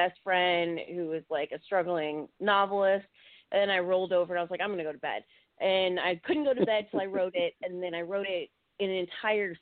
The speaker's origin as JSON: {"language": "English", "region": "Virginia", "country": "United States", "tie": "born or raised there", "said": "I grew up in Virginia."}